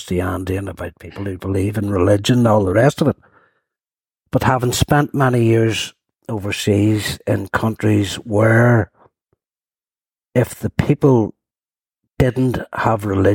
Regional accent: Lisburn, Northern Ireland, United Kingdom; I'm actually from a small housing estate at Blaris. 38 houses, that's how small it was. Rural housing estate that sat between Hillsborough and Lisburn

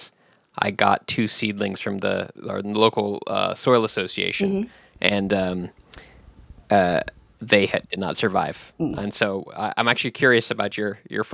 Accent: West Coast, United States; moved away as an adult; also born or lived in Switzerland / Washington, D.C.; I'm mostly from the West Coast

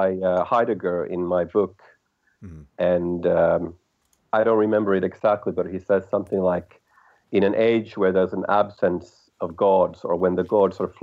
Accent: Helsinki, Uusimaa, Finland; My background is I'm from Helsinki, Finland

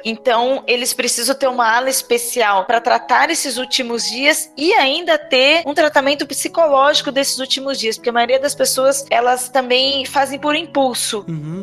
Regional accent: Registro, São Paulo, Brazil; moved away; Lá no Vale do Ribeira, na cidade de Registro, onde eu nasci e minha mãe mora até hoje

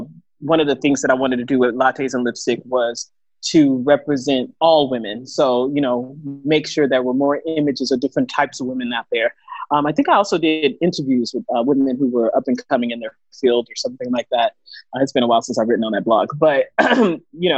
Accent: Houston, Texas, United States; moved away as an adult; now in Koh Phangan, Thailand; I'm from Houston, Texas, you know, very popular city right now. And I'm currently in Koh Phangan, Thailand.

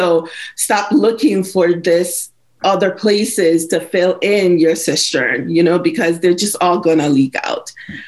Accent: Nigeria; moved away; also born or lived in Belize; Because my dad is a missionary pastor. We moved from Nigeria to Belize on mission. And so I'm a pastor's kid.

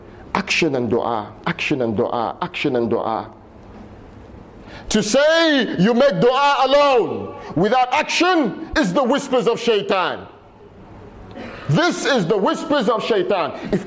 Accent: United Kingdom; I'm British, but this is your ummah.

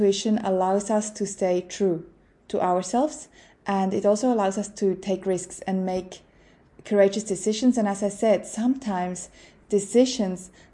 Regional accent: Switzerland; moved away as an adult; now in Australia; as a Swiss growing up in Switzerland

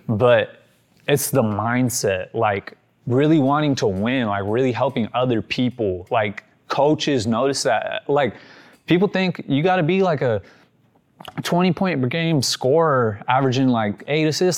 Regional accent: Sacramento, California, United States; born or raised there; also born or lived in Yuba City, California

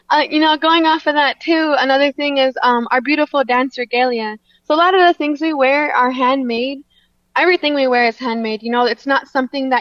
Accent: Lac du Flambeau, Wisconsin, United States; also born or lived in Sisseton, South Dakota; I'm Bear Clan from Lac de Flambeau, Wisconsin.

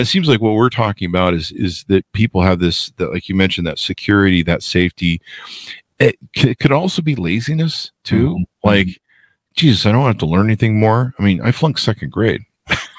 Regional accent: United States; I see myself as an American

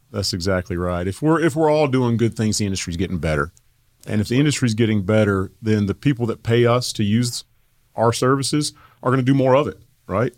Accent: Asheville, North Carolina, United States; moved away as an adult; also born or lived in Raleigh, North Carolina; I grew up in Asheville, North Carolina

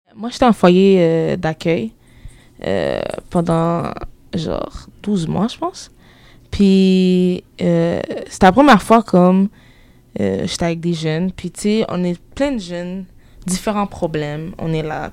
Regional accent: Quebec, Canada; je, viens d'ici

